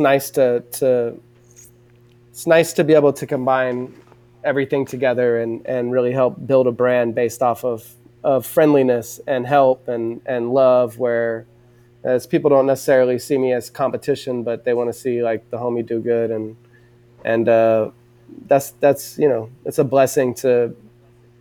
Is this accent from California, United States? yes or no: yes; Southern California, United States; I'm from Southern California